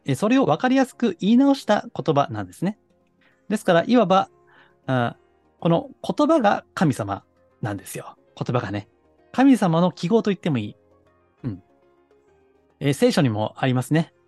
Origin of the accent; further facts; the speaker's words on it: Kansai, Japan; accent: Kansai dialect; 私はあの、まあ時々関西弁が出ますけども、関西の下町生まれなんですね